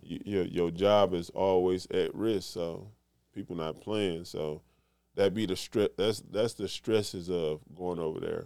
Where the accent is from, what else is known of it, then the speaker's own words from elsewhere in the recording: Detroit, Michigan, United States; I come from Detroit